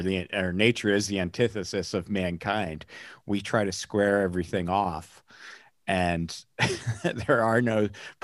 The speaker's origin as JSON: {"language": "English", "region": "north in Pennsylvania", "country": "United States", "tie": "born or raised there", "said": "I grew up north in Pennsylvania"}